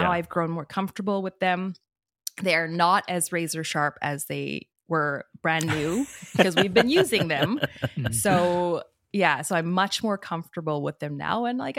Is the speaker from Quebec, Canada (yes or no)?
no; Peace River, Alberta, Canada; also born or lived in Edmonton; we actually didn't have the restaurant when we first moved up there because I was born in Edmonton. {S1} Okay. {S2} And I moved up to Peace River when I was 5.